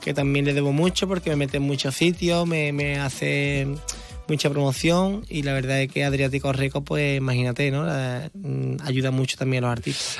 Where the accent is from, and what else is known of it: San Fernando, Andalusia, Spain